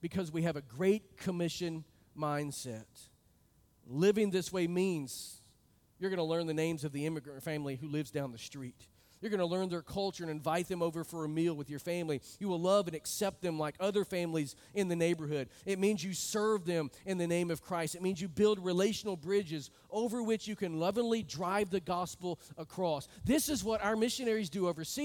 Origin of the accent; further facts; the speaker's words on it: United States; moved away; I come from a part of the country that has a large Hispanic immigration group.